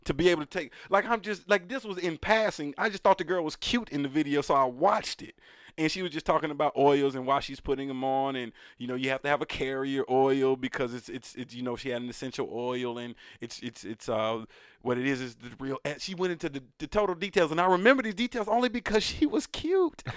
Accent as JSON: {"language": "English", "country": "United States", "tie": "born or raised there", "said": "I was born here"}